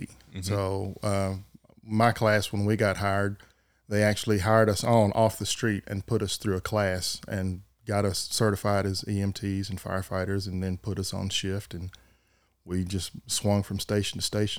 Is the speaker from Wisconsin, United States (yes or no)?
no; Waco, Texas, United States; Waco. Grew up there, born, went to school in Robinson out there, and that's where I've been and never went anywhere else.